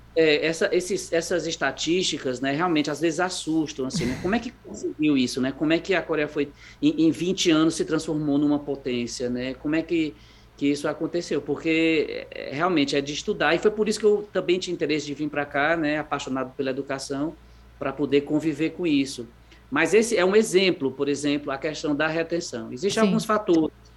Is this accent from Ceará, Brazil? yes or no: yes; Fortaleza, Ceará, Brazil; moved away as an adult; Sou daí, sou de Fortaleza, nasci aí. Uh, e, e aí fiquei até mais ou menos a faculdade, quando eu fui embora